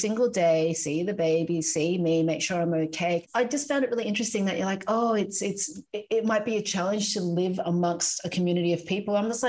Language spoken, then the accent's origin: English; Philippines; now in Australia; I was born in the Philippines, and I was born in our family compound, which is just a laneway where all my cousins and aunts and my grandparents used to live.